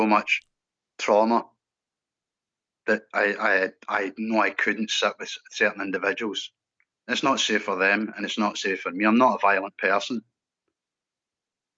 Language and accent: English; Scotland, United Kingdom; I'm a Scottish lad.